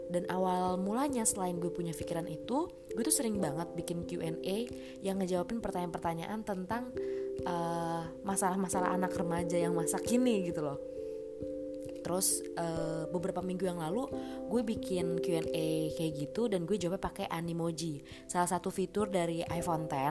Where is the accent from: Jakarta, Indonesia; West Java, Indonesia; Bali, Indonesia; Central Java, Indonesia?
Jakarta, Indonesia; gue ini asli orang Jakarta nggak ada campuran suku mana-mana pokoknya pure orang Jakarta